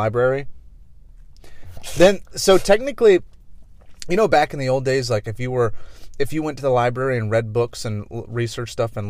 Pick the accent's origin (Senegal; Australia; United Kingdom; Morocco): United Kingdom; It's kind of hard to say as a British person.